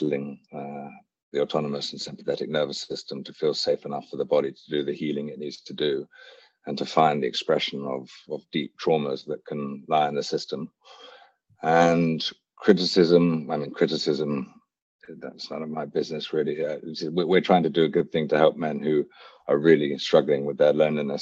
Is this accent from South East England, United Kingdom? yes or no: yes; Hampshire, South East England, United Kingdom; also born or lived in Wiltshire; I was born in Wiltshire, raised in Hampshire, and I went to boarding school here in the UK